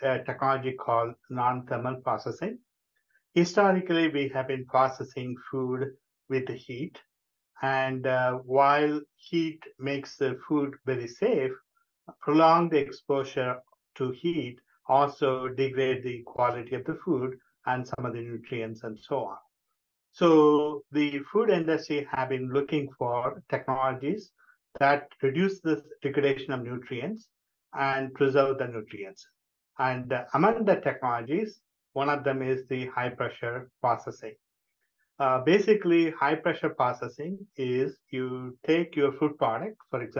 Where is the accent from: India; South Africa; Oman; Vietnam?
India; moved away as an adult; also born or lived in Thailand / Georgia, United States; now in Columbus, United States; I'm originally from India